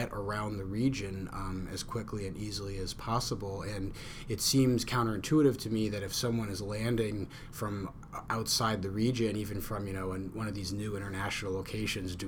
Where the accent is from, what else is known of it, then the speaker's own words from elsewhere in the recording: Western Massachusetts, United States; I'm from Western Mass